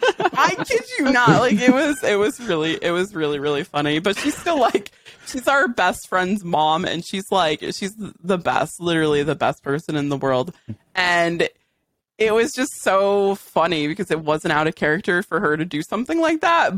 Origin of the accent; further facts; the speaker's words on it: Western Massachusetts, United States; I'm from Western Mass